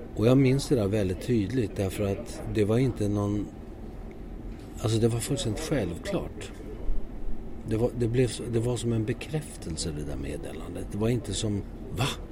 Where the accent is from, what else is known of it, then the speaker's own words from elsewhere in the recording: Södertälje, Stockholm County, Sweden; moved away; also born or lived in Landskrona; jag växte upp i Södertälje